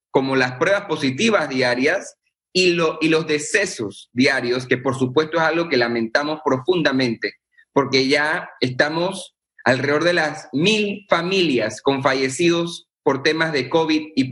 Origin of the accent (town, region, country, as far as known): Panama